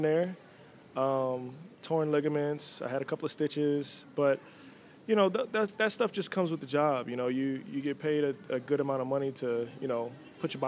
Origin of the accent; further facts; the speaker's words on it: Dallas, Texas, United States; also born or lived in New York; I grew up in Dallas, Texas, and by way of New York